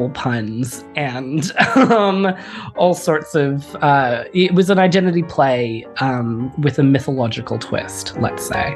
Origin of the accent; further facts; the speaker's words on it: Hong Kong; moved away as an adult; also born or lived in Vancouver, Canada; now in Sydney, Australia; I was born and raised in Hong Kong